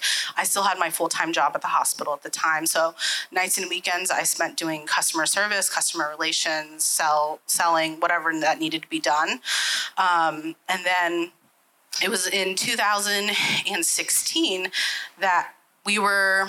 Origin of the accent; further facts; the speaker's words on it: Columbus, Ohio, United States; Born and raised in Columbus